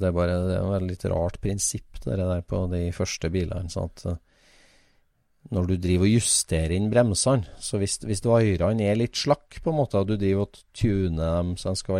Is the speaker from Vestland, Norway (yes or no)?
yes; Vestland, Norway; Jeg er fra Sogn, ja.